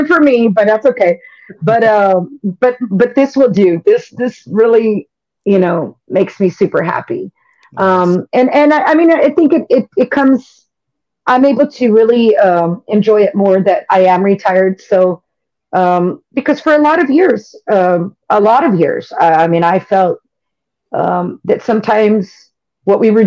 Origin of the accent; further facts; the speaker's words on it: San Antonio, Texas, United States; I've represented my hometown, you know, all over the world. And I take a lot of pride in being from San Antonio